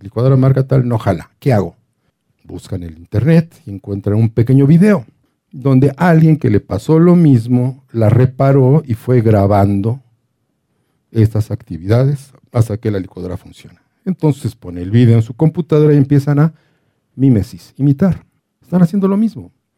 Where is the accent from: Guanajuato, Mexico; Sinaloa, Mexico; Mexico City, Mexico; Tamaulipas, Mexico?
Mexico City, Mexico; yo soy el del DF